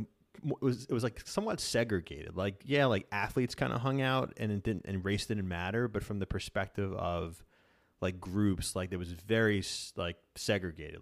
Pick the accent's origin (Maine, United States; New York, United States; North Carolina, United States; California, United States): New York, United States; Dix Hills; I grew up in Long Island, like Dix Hills, about 45 minutes east of New York City